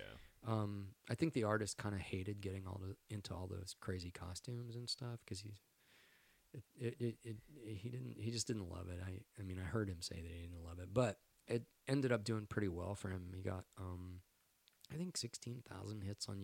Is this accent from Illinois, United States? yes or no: no; Texas, United States; moved away; I'm from Texas